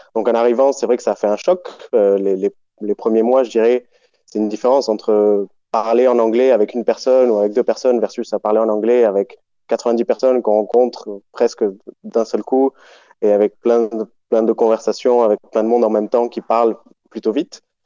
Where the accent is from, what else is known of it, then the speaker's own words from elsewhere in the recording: Montpellier, Occitania, France; moved away as an adult; also born or lived in Buenos Aires, Argentina; J'ai grandi en France, je suis né à Montpellier, j'ai grandi là-bas et j'ai vécu, en gros, jusqu'à mes dix-huit ans.